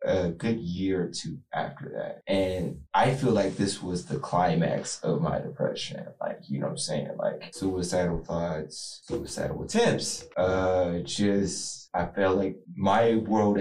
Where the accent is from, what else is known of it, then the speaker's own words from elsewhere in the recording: Columbus, Ohio, United States; also born or lived in Dayton, Ohio; came here to Columbus. I was raised here ever since